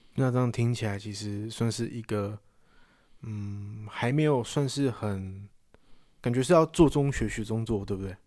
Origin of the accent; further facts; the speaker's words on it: Taiwan; 不是我们台湾出生